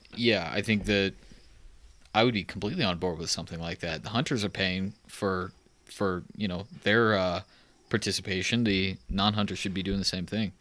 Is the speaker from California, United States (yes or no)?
no; Texas, United States; moved away; I'm from Texas